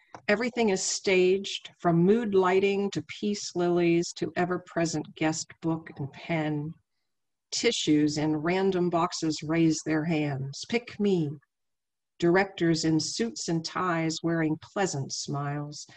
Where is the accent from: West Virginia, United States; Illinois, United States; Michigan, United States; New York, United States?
West Virginia, United States; Wheeling; also born or lived in Abingdon, Virginia; Wheeling, West Virginia is where I was raised, but I was born down in Virginia, in the Highlands, in Abingdon, Virginia